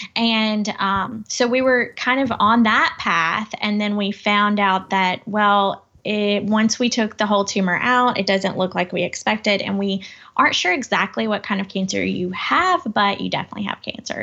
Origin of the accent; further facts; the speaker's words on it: Crockett County, West Tennessee, United States; also born or lived in Memphis; I come from West Tennessee. It's a, a small town. It's, uh, Crockett County